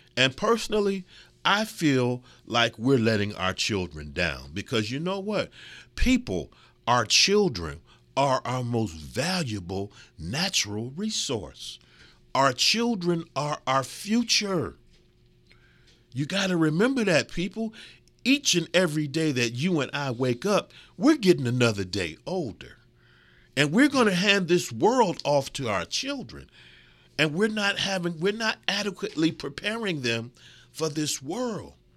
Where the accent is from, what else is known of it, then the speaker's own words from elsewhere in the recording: Midwest, United States; also born or lived in California / Florida / New York; I'm so proud of my Midwestern roots, and I've lived in California, and I've lived in Florida, and I've lived in New York. And I am proud to say, us mid, mid, Midwesterners, we're a different breed